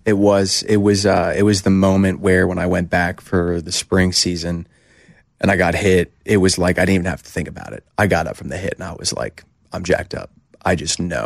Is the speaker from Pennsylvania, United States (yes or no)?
yes; Hershey, Pennsylvania, United States; I grew up going to, uh, Hershey Bears games 'cause I'm from Hershey